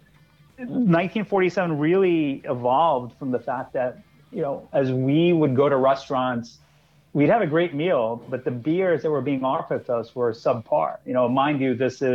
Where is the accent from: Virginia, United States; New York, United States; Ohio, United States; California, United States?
New York, United States; New York City; moved away as an adult; now in New Jersey, United States; I am a born and raised New Yorker. I grew up in Queens.